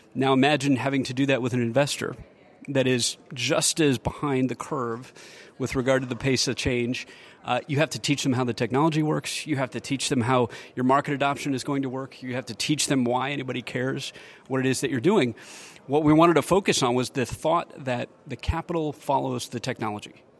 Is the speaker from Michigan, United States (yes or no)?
yes; Michigan, United States; also born or lived in Silicon Valley; now in Austin, United States; I grew up in Michigan when the economy was struggling